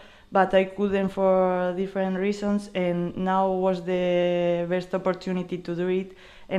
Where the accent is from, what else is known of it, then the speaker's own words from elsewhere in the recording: Burgos, Castile and León, Spain; English is a second language; moved away as an adult; now in Greece; And I'm 26 years old, and I'm from Burgos, a little city in the north of Spain.